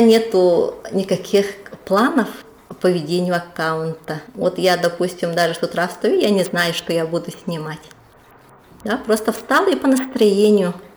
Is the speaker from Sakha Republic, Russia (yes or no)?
yes; Yakutia, Sakha Republic, Russia; now in Saint Petersburg, Russia; я на самом-то деле хочу вернуться в Якутию. К, жить рядом со своими родными и у себя на родине